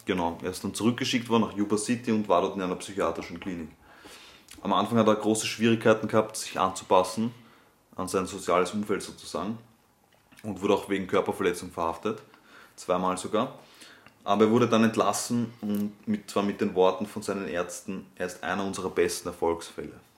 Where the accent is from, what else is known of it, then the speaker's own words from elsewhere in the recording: Austria; bei uns in Österreich